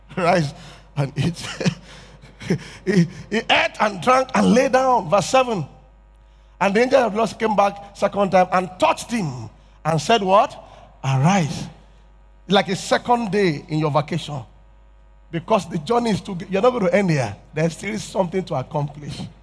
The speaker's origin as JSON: {"language": "English", "region": "Yorubaland", "country": "Nigeria", "said": "I'm from Yoruba tribe"}